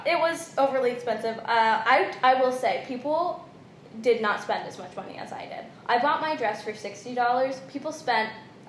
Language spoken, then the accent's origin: English; Sonoma County, California, United States; I'm from Sonoma County